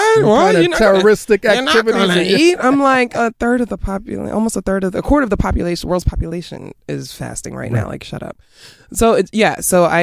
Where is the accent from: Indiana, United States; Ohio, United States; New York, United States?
New York, United States; New York City; also born or lived in Queens / Bronx; I am from New York City. I was born in Queens